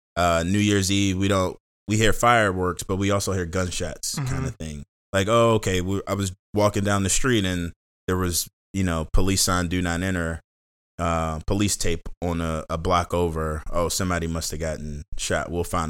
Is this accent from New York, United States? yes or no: no; Seat Pleasant, Maryland, United States; Born and raised in the Seat Pleasant, born and raised in Seat Pleasant. So in the mm-hmm. Washington, D.C. area. 5 minutes from the DC line.